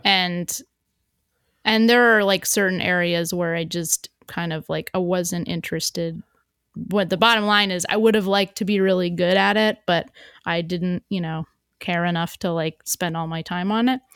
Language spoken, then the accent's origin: English; New York, United States; as a New Yorker